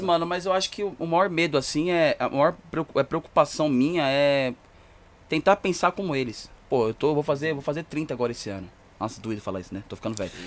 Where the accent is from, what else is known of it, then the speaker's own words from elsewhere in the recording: Poá, São Paulo, Brazil; eu moro em Poá, né? Grande São Paulo, muito longe